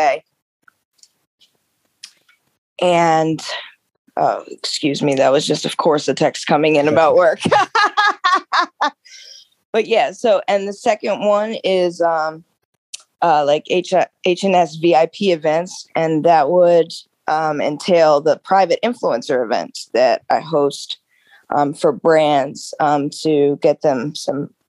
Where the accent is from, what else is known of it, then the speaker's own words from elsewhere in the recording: Baltimore, Maryland, United States; my background is I'm from the Baltimore area. Most of my work is in the city. I live right outside of it. I went to Roland Park Country School